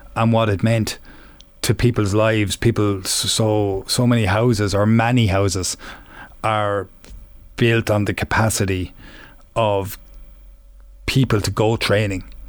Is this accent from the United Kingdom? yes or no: no; Offaly, Leinster, Ireland; young and growing up in Offaly